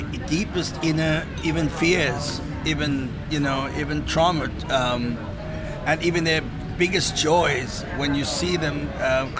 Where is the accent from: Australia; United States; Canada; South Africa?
South Africa